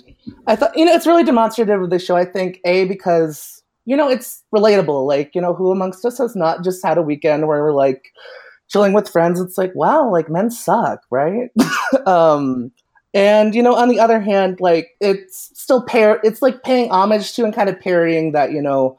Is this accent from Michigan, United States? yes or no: yes; Lansing, Michigan, United States; also born or lived in Ypsilanti, Michigan; I'm born and raised in Lansing, Michigan, the capital city